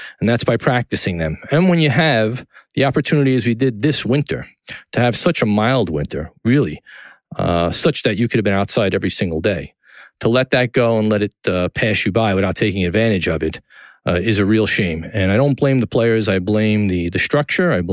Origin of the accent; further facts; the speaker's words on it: New York City, New York, United States; downtown New York City, my hometown in Tribeca